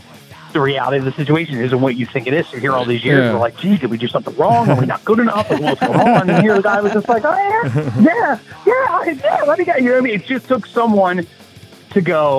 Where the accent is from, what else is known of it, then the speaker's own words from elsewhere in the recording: New Jersey, United States; because it was Baltimore, because we're from Jersey, we're not that far away.